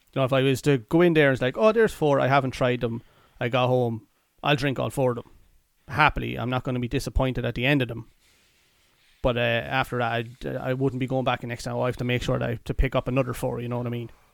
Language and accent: English; Athlone, Leinster, Ireland; we're from Athlone